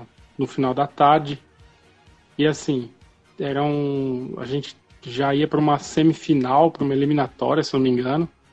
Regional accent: interior of São Paulo, Brazil; also born or lived in Ribeirão Preto; eu morava no interior de São Paulo, assim, eu nasci em São Paulo, fui com meus pais morar no interior

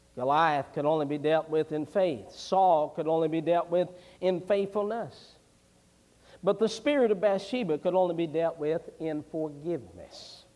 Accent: West Virginia, United States; I was raised in West Virginia back when I was a boy.

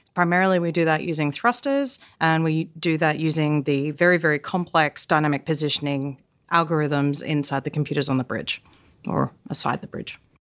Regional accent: Australia; moved away; also born or lived in South Korea; I'm Australian

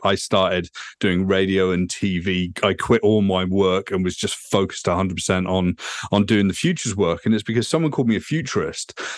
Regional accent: United Kingdom; moved away as an adult; also born or lived in Vancouver, Canada; now in Toronto, Canada; I'm a Brit.

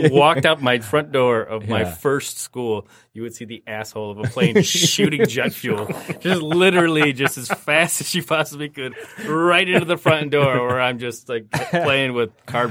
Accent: Romulus, Michigan, United States; where I was born in Romulus.

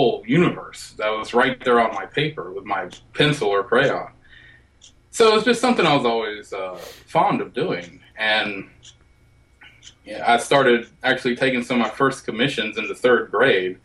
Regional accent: Alabama, United States; I was born and raised in Alabama

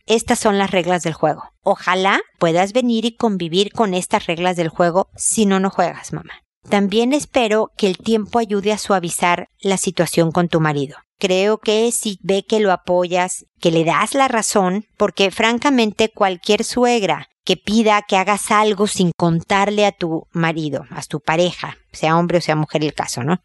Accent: Mexico; now in Chile; yo vivo en Chile, soy mexicana, pero vivo en Chile

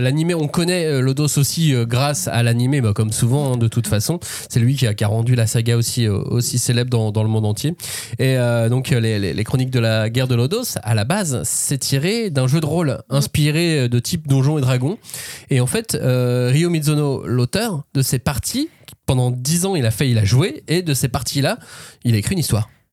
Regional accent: France; nous en tant que Français

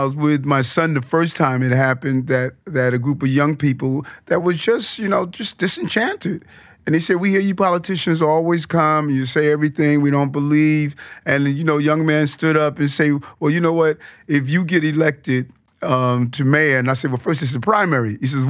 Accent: Queens, New York, United States; growing up in South Jamaica, Queens, you know, mom moving us there from Brownsville

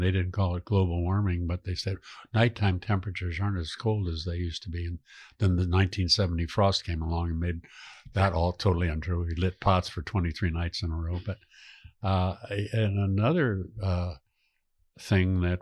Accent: San Francisco, California, United States; growing up in San Francisco

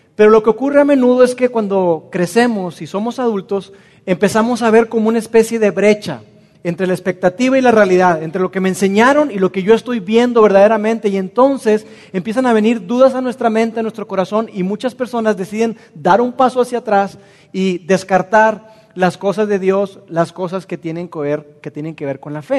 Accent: Mexico; nosotros como mexicanos lo experimentamos

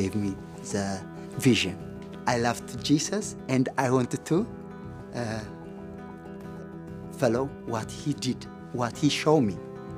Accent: Eritrea; moved away; also born or lived in Ethiopia; I born in the country called Ethiopia, but I am Eritrean.

